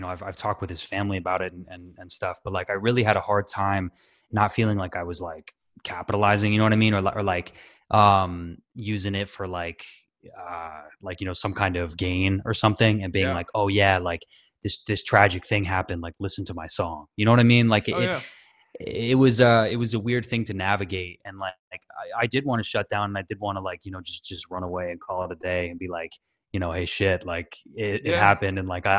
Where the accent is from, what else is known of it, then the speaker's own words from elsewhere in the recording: Washington, United States; also born or lived in Tennessee / Connecticut; I'm originally from the West Coast, so I grew up in Washington and then bounced around.